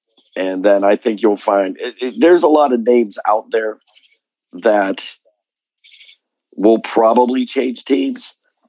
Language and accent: English; Pittsburgh, Pennsylvania, United States; me growing up in Pittsburgh, the Pirates were my team.